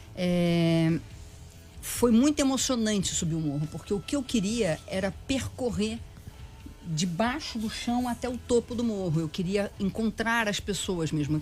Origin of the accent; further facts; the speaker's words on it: Petrópolis, Rio de Janeiro, Brazil; Eu nasci em Petrópolis, numa cidade na Serra do Rio de Janeiro.